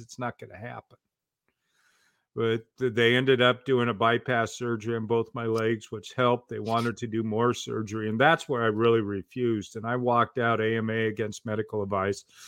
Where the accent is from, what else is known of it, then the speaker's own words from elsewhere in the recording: Portland, Oregon, United States; I grew up in Portland, Oregon